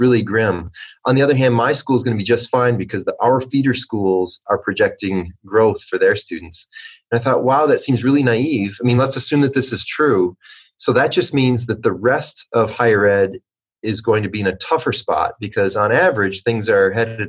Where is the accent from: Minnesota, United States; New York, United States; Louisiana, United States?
Minnesota, United States; my home state of Minnesota